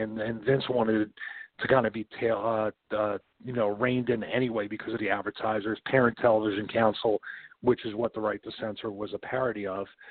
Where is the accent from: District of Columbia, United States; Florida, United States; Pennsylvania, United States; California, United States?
Pennsylvania, United States; Philadelphia; I was raised Roman Catholic in South Philadelphia, then in another neighborhood in Philadelphia